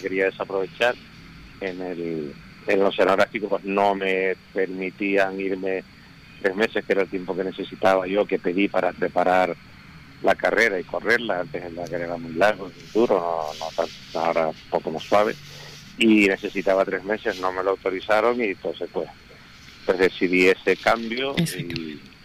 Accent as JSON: {"language": "Spanish", "region": "Canary Islands", "country": "Spain", "said": "somos los primeros canarios del Dakar"}